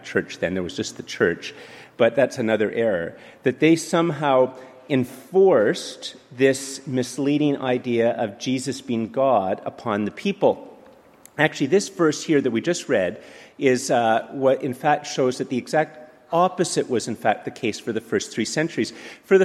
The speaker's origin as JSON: {"language": "English", "town": "Montreal", "region": "Quebec", "country": "Canada", "tie": "born or raised there", "also_born_or_lived": "Ottawa", "moved": "yes", "said": "I grew up in Montreal and then lived in Ottawa"}